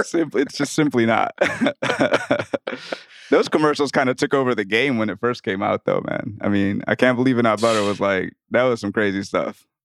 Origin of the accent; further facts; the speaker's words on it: New Orleans, Louisiana, United States; I'm from New Orleans